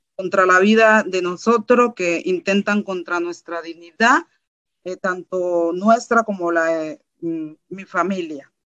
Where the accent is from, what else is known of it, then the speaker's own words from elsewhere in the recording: Colombia; moved away as an adult; also born or lived in Bogotá; now in Germany; mi país de origen, Colombia